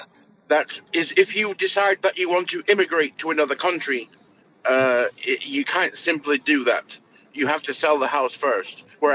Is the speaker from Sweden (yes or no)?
no; England, United Kingdom; now in United States; I'm from England, but I live in America now.